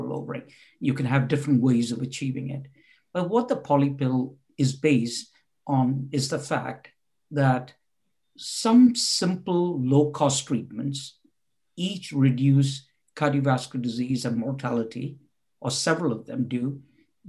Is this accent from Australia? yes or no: no; India; moved away as an adult; also born or lived in Bangalore / Oxford; I was born and brought up in India